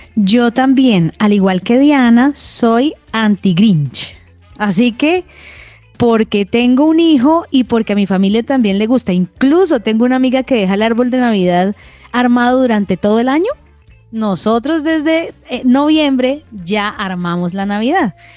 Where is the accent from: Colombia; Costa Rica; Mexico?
Colombia; Cali, Valle del Cauca; moved away; porque somos caleños